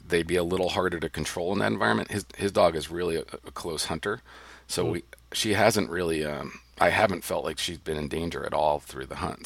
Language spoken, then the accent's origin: English; New Jersey, United States; now in Idaho, United States; I actually grew up in New Jersey